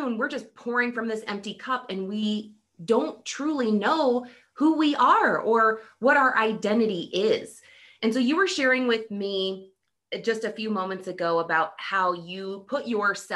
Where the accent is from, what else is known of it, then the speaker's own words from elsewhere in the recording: Montana, United States; Montana, my home state